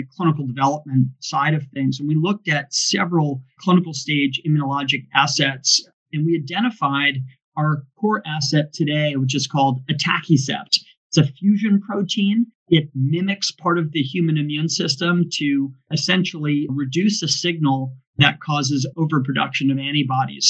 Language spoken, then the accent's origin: English; New York City, New York, United States; now in San Francisco, United States; I was born in New York City